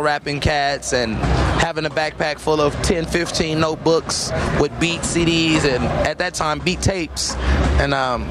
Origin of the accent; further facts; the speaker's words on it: Oakland, California, United States; I'm an Oakland native in all parts of Oakland.